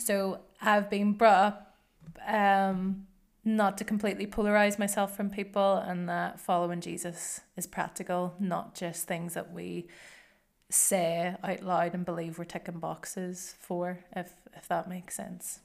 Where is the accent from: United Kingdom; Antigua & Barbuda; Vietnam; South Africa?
United Kingdom; Northern Ireland; moved away as an adult; now in Glasgow, United Kingdom; I grew up in Northern Ireland